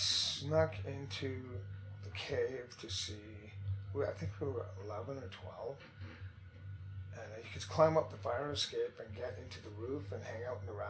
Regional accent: Vancouver, British Columbia, Canada; I grew up, this was in the West End of Vancouver.

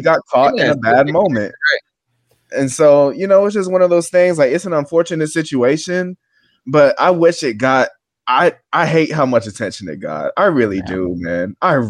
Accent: Atlanta, Georgia, United States; I'm from North Side Atlanta, man.

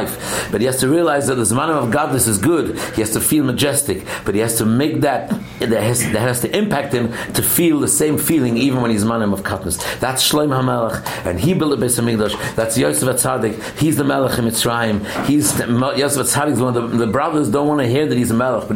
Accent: England, United Kingdom; moved away; I'm from England, I remember my younger years

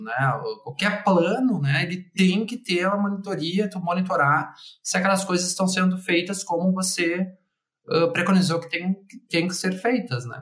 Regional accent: Porto Alegre, Rio Grande do Sul, Brazil; also born or lived in Colonia del Sacramento; minha cidade natal, que é Porto Alegre

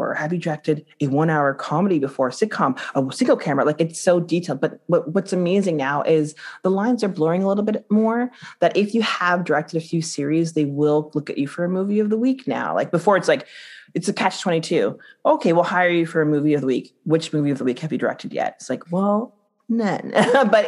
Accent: Guyana; I'm Guyanese

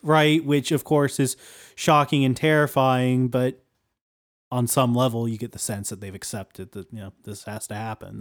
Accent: Appalachia, United States; we're, we're from Appalachia

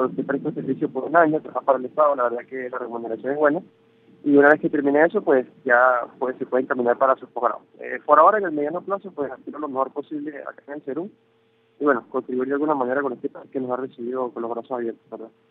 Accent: Venezuela; moved away as an adult; nosotros como, como universidad venezolana

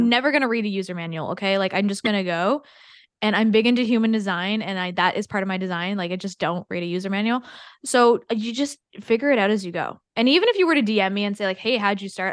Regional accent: Canada; I'm also Canadian

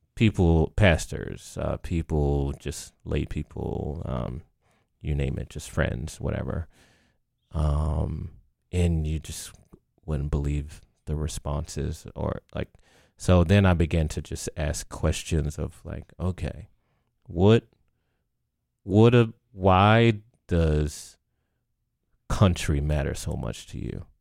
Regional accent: Baltimore, Maryland, United States; moved away as an adult; now in Lancaster, United States; I came to Lancaster from Baltimore

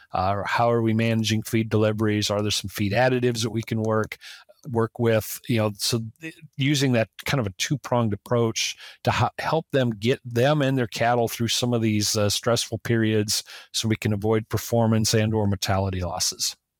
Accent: South Dakota, United States; growing up in South Dakota

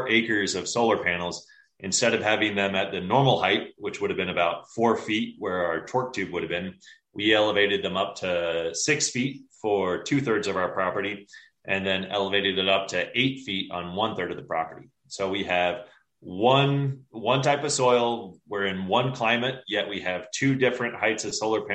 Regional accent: Johnson City, Tennessee, United States; now in Colorado, United States; I grew up in Northeast Tennessee, so Johnson City

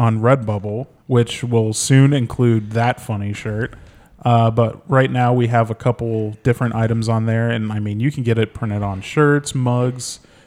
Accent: United States; me being American

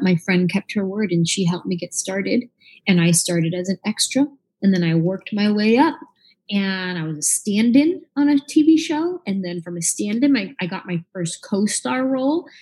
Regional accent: San Jose, California, United States; I grew up in the Bay Area

